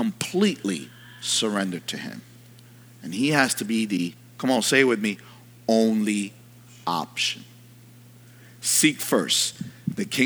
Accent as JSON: {"language": "English", "town": "New York City", "region": "New York", "country": "United States", "tie": "born or raised there", "said": "I'm from New York."}